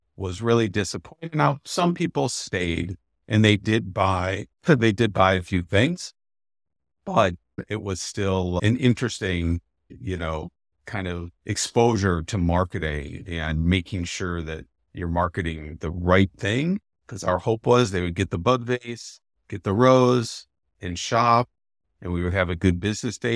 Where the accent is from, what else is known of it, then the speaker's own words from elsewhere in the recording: Canton, Ohio, United States; moved away as an adult; also born or lived in Madison, Wisconsin; now in Milwaukee, United States; I grew up in Canton, Ohio, nice small town in northeastern Ohio